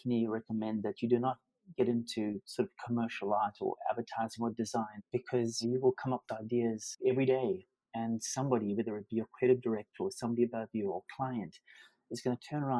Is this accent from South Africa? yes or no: yes; Durban, KwaZulu-Natal, South Africa; Durban, my hometown